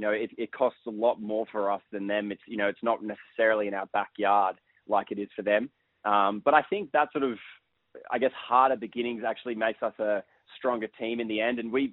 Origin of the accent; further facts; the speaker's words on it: Sydney, New South Wales, Australia; I grew up in Sydney